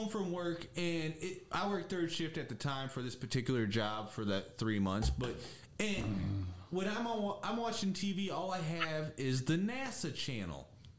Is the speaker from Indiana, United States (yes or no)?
yes; Gary, Indiana, United States; now in Texas, United States; I was born in Gary, Indiana.